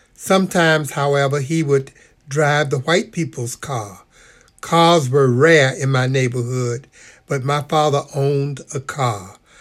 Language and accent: English; Norfolk, Virginia, United States; I was born in Norfolk, Virginia, 1944